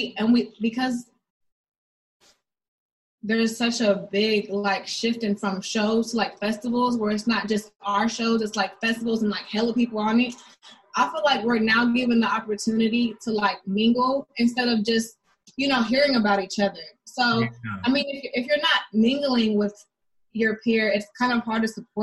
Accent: the Bay Area, California, United States; I'm from the Bay

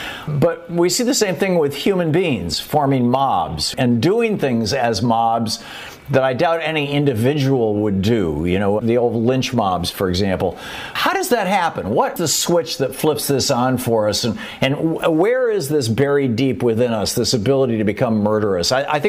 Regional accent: Michigan, United States; moved away; also born or lived in Atlanta, Georgia; when I was a kid growing up in Michigan, and with the fire ants when we lived down in Atlanta, Georgia

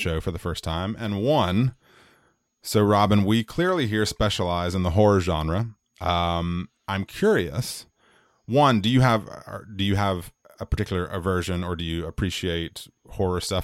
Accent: United States; as an American person, as an American man, as an American white man in my case.

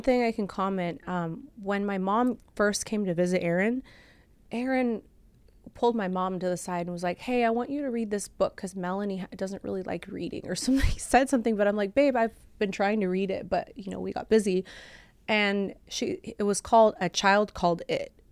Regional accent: Orange County, California, United States; also born or lived in Bulgaria / Lancaster, California; I grew up in Orange County, but I originally am from Europe. So I came from Bulgaria

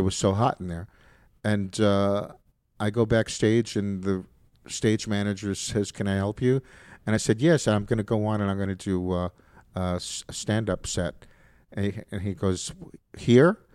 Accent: New York City, New York, United States; moved away as an adult; also born or lived in Alabama; I grew up in New York, in the Bronx

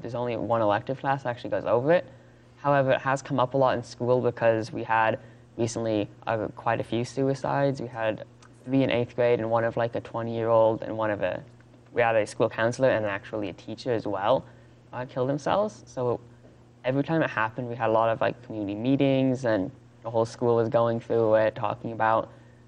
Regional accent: Durango, Colorado, United States; I'm from Durango

